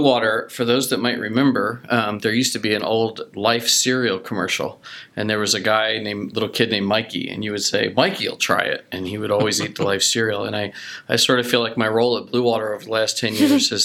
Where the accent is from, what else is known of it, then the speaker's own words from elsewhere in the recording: Philadelphia, Pennsylvania, United States; moved away as an adult; now in Dallas, United States; We've been here since 2004, but I'm from Philadelphia.